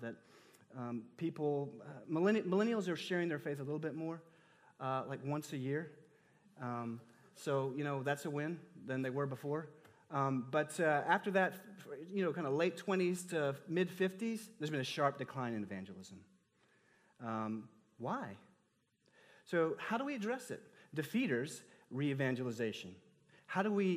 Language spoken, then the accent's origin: English; Texas, United States; I grew up in Texas, the Bible Belt